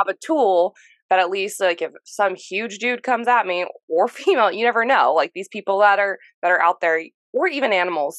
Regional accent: United States; I'm from America

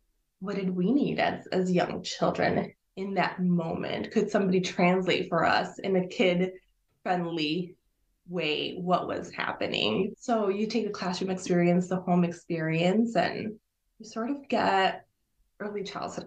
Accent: Illinois, United States; first language Spanish; English is a second language; I was born here in Illinois. It's about half hour or so west from the Chicago downtown area.

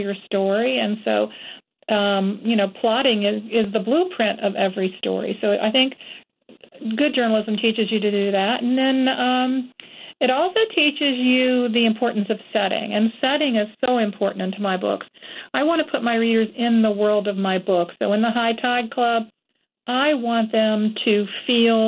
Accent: Florida, United States; moved away; also born or lived in Georgia / North Carolina; I've always lived in the South. I grew up in Florida, and I've lived in Georgia and briefly in North Carolina my whole life

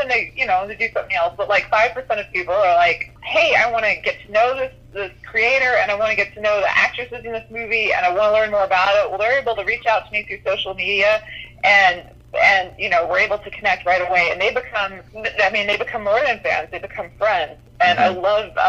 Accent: Kentucky, United States; I was born in Kentucky, fourth generation Kentuckian

